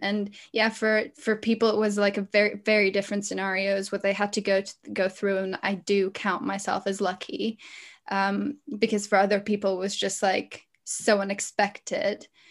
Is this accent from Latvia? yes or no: yes; Latvia; moved away as an adult; also born or lived in London, United Kingdom; now in United Kingdom; I'm, uh, from Latvia, but at the minute I'm living here in the U K